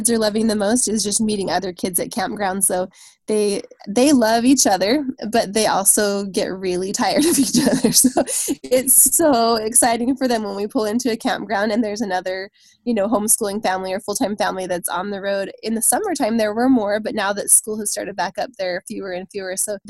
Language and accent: English; Utah, United States; We're from Utah, obviously.